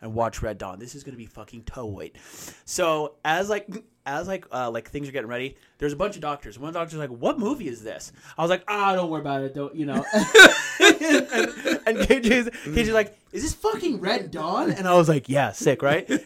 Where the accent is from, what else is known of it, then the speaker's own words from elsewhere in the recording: United States; as an American